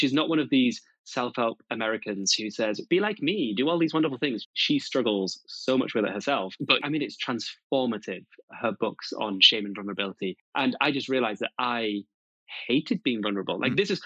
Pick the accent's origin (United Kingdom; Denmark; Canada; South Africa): United Kingdom; also born or lived in Malawi; growing up here in the UK